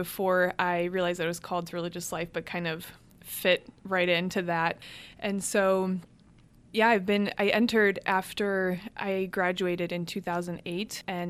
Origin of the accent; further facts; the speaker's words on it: Cleveland, Ohio, United States; So my family is 100% Hungarian. So all four of my grandparents emigrated from Hungary. Cleveland actually had the largest population of Hungarians outside of Budapest